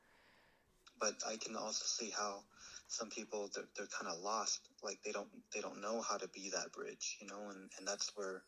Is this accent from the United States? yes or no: yes; United States; I identify myself as an American, like born and raised and all